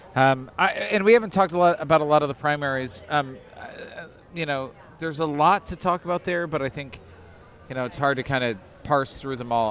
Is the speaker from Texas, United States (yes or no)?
no; outside of Detroit, Michigan, United States; moved away; I grew up outside of Detroit